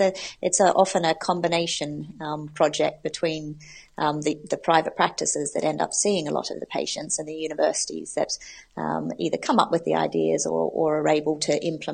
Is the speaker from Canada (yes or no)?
no; Australia; also born or lived in United States; now in United Kingdom; I'm originally from Australia, which is where I did my veterinary training, but I have a mix of accents, having spent 6 years in America doing my specialty training and then being in the UK for the last 10 years.